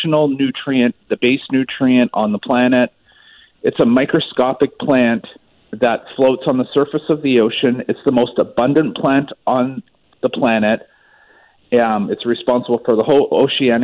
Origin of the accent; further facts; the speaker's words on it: Maple Ridge, British Columbia, Canada; moved away; I'm actually originally from Maple Ridge.